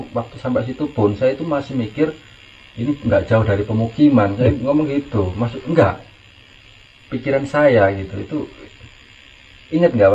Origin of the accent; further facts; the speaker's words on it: Java, Indonesia; kalau kita orang Jawa ya